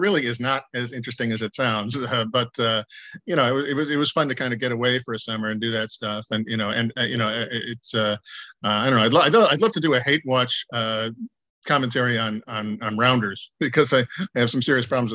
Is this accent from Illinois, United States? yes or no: yes; Chicago, Illinois, United States; moved away as an adult; also born or lived in Ohio; now in Los Angeles, United States; I grew up in Chicago area